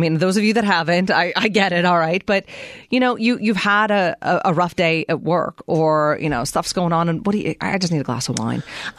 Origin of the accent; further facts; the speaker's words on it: Pennsylvania, United States; moved away as an adult; now in Arizona, United States; I grew up in Pennsylvania.